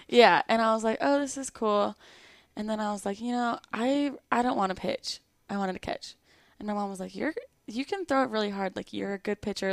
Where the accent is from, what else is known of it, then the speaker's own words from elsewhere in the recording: Lakeside, California, United States; moved away as an adult; now in Florida, United States; I grew up in Lakeside, California. It's in San Diego